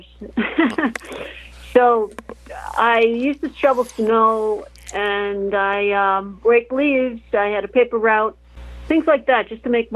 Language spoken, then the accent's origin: English; outside Chicago, northwest Indiana, United States; moved away; also born or lived in Tampa Bay; I grew up outside of Chicago, in northwest Indiana